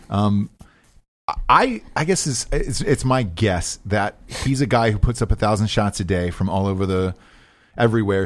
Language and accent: English; Atlanta, Georgia, United States; I'm from Atlanta